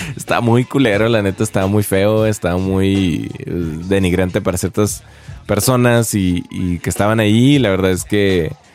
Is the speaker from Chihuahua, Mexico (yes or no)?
yes; Chihuahua, Mexico; now in Mexico City, Mexico; soy de Chihuahua